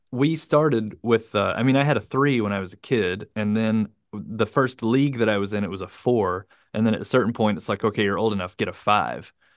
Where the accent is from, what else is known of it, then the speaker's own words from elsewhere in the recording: United States; now in Japan; the United States, my home country